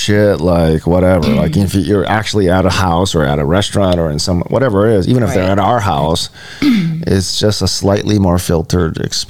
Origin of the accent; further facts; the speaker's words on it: Hawaii, United States; And I am Hawaiian. So, Polynesian. I'm Polynesian.